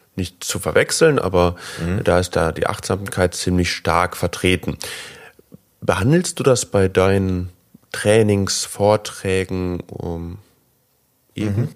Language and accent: German; Germany; als äh, typischer Deutscher